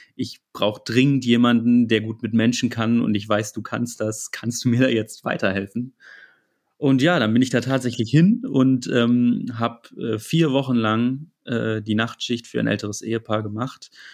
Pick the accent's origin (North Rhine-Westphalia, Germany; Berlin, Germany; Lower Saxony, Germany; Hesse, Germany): Lower Saxony, Germany; Hanover; komme aus Hannover